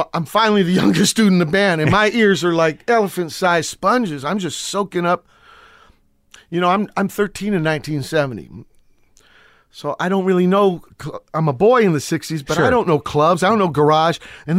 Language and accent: English; Virginia, United States; now in San Pedro, United States; Okay, I'm from Virginia. My pop's a sailor. He's an engine room guy.